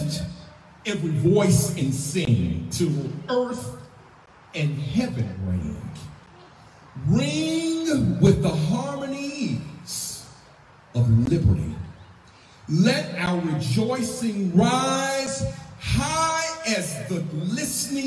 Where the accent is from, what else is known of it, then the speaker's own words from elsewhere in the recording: Mississippi, United States; as a young Black boy growing up in Mississippi